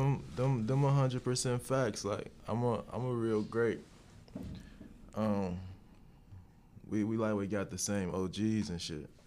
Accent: Cincinnati, Ohio, United States; I'm from Cincinnati, Ohio

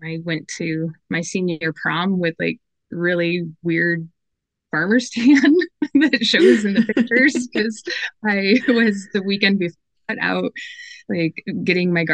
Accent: Chautauqua County, Western New York, United States; moved away as an adult; I grew up in Western New York in Chautauqua County.

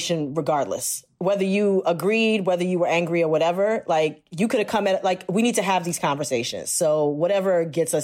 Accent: Jamaica; also born or lived in Queens, New York; So I'm Jamaican

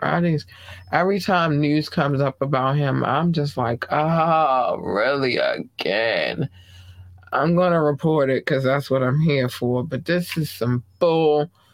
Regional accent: United States; I am from the United States

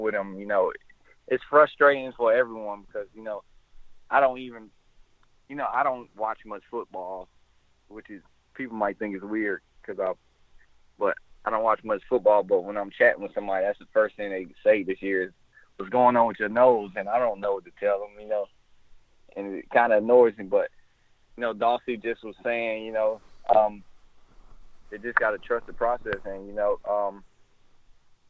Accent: Orlando, Florida, United States; we're from Orlando together.

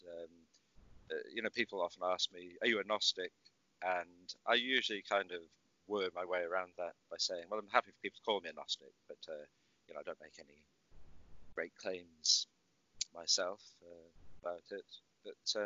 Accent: Wales, United Kingdom; moved away as an adult; also born or lived in London / Northern California / Ireland; I'm Welsh.

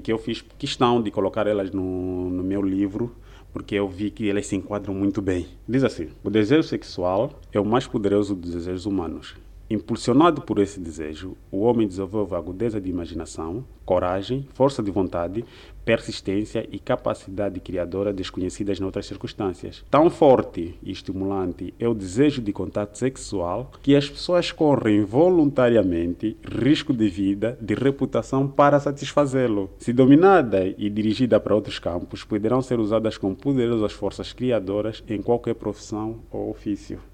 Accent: Lubango, Huíla, Angola; also born or lived in Luanda; Sou natural do, do Lubango, província da Huila, e nesse momento encontro-me cá em Luanda

